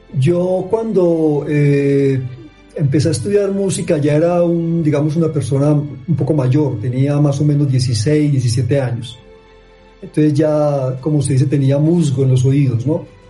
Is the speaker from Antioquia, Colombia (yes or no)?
no; Barrancabermeja, Santander, Colombia; also born or lived in Medellín; nací en Barranca Bermeja, eh, repito, en medio de una familia antioqueña